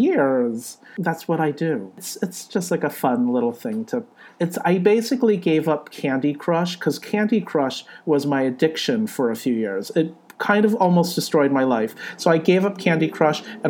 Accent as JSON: {"language": "English", "region": "California", "country": "United States", "tie": "born or raised there", "moved": "as an adult", "lives_now": "New York, United States", "said": "I was born in California. My parents were born in Hong Kong and China. Age, I'm in my early 40s. I'm from California, but I live in New York"}